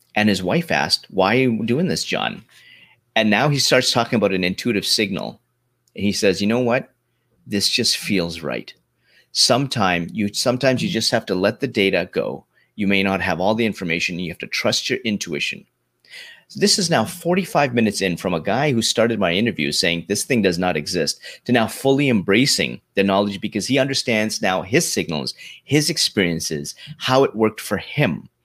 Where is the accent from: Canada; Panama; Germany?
Canada; also born or lived in London, Ontario, Canada; I grew up in Canada